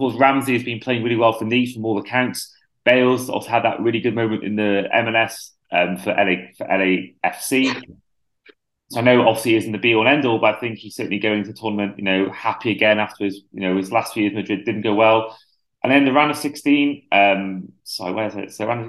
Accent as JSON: {"language": "English", "region": "Wales", "country": "United Kingdom", "said": "as a Welshman"}